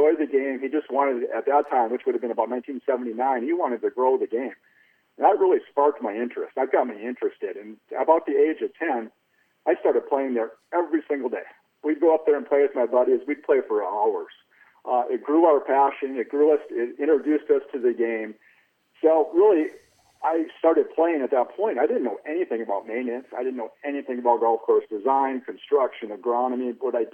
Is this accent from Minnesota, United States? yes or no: yes; Minnesota, United States; growing up in Minnesota